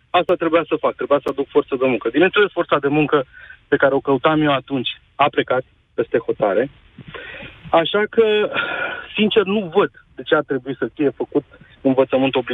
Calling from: Bucharest, Romania; sunt din București și parcă ai pus uh, punctul pe ei cu, cu subiectul de astăzi.

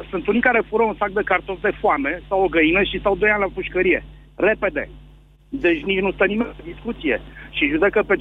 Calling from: Săcele, Brașov County, Romania; sunt din Săcele de Brașov.

